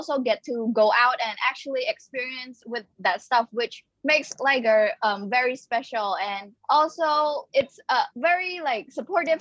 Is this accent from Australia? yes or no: no; Cambodia; also born or lived in Phnom Penh; I am from Cambodia, and I currently live in Phnom Penh